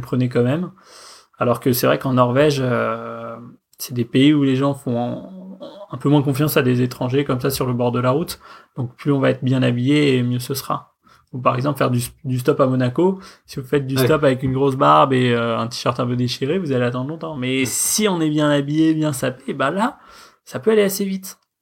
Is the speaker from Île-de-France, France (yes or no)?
yes; Paris, Île-de-France, France; j'habite à Paris, je suis né à Paris, euh, j'ai toujours vécu